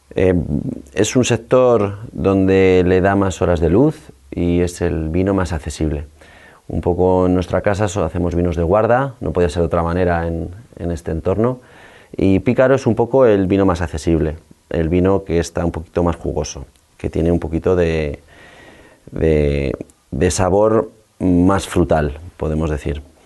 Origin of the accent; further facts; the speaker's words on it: La Aguilera, Castile and León, Spain; soy un viñador de la Aguilera, en la Ribera del Duero, cerca de Aranda de Duero